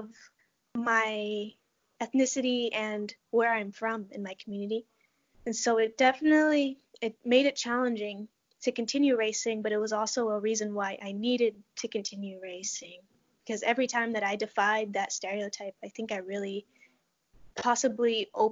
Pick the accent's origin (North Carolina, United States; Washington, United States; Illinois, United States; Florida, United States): Washington, United States; Muckleshoot Reservation; moved away as an adult; now in Iowa, United States; I grew up on the Muckleshoot Reservation in Washington State